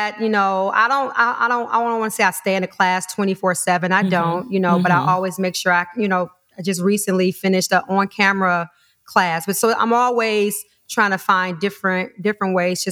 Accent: Detroit, Michigan, United States; moved away; Originally from Detroit, Michigan

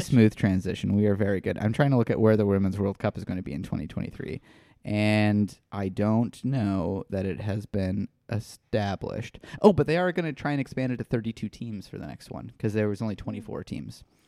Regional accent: Midwest, United States; in the Midwest as well

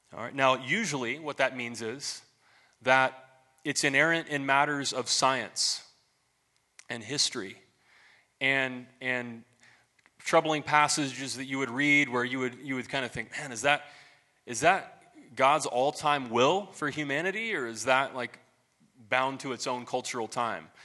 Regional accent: Marion, Ohio, United States; I went to this little Baptist church in my hometown, Marion, Ohio.

